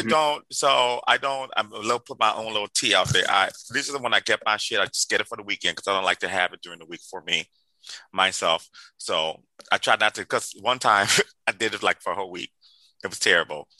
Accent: Liberia; moved away; I grew up in Liberia, West Africa, the first independent country in on African continent

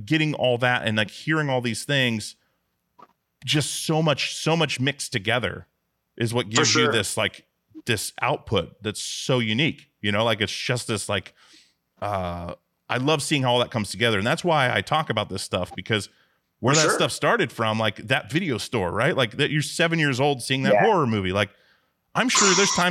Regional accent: Alaska, United States; now in Portland, United States; I grew up in Alaska, absolutely, like on a small island, and then moved to Portland, Oregon, where I'm now

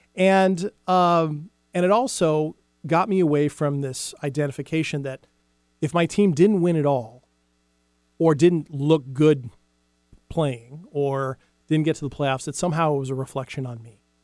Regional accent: Big Island, Hawaii, United States; moved away; I was about seven years old, and I lived in Hawaii at the time, and I lived on the Big Island

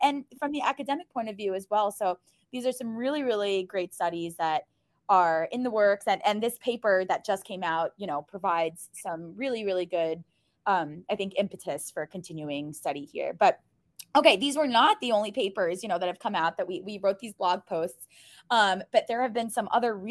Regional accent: New York City, New York, United States; I am from Brooklyn.

